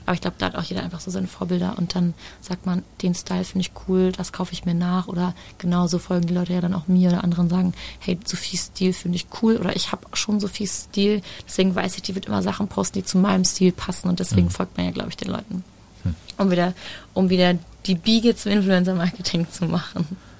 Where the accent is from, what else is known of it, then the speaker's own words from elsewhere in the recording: Germany; wir Deutschen